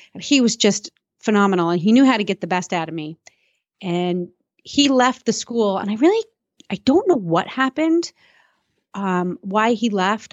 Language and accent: English; Suffern, New York, United States; I was born in Suffern, New York